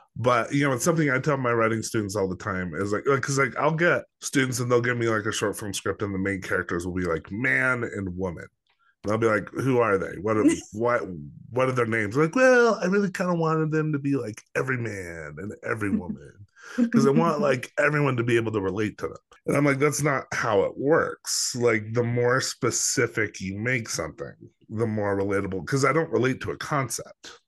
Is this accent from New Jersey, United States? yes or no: no; Los Alamos, New Mexico, United States; also born or lived in Albuquerque; I didn't grow up in Albuquerque. I grew up in Los Alamos